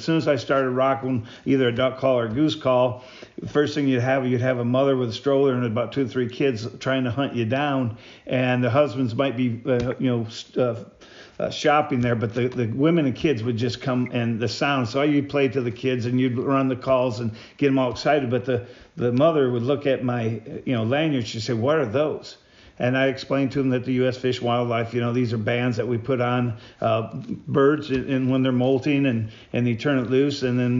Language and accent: English; Michigan, United States; I came from Michigan, and Michigan, it was so tough.